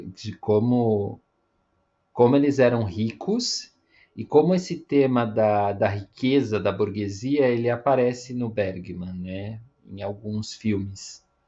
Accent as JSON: {"language": "Portuguese", "country": "Brazil", "lives_now": "São Paulo, Brazil", "said": "nós que somos brasileiros"}